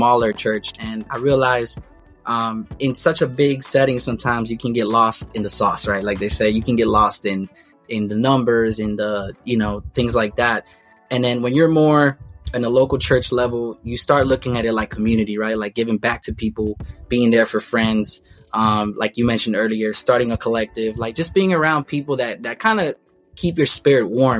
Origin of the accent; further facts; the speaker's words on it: Miami, Florida, United States; I'm from Miami